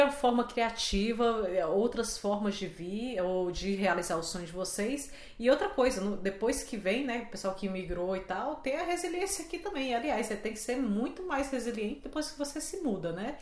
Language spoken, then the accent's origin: Portuguese; Fortaleza, Ceará, Brazil; moved away as an adult; also born or lived in Rio de Janeiro; eu sou de Fortaleza. Eu morava em Fortaleza e fui morar no Rio porque eu fui fazer comunicação